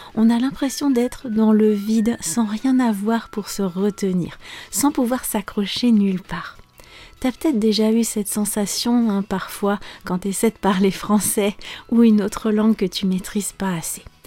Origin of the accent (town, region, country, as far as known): France